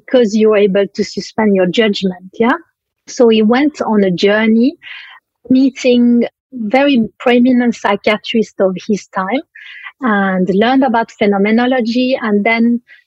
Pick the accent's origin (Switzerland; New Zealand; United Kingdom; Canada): Switzerland; moved away; I come from Switzerland originally